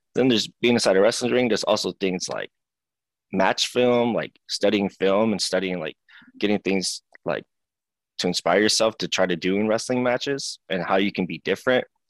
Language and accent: English; Seattle, Washington, United States; I was born and raised in here in Seattle, Washington. So I've been here my yeah. whole life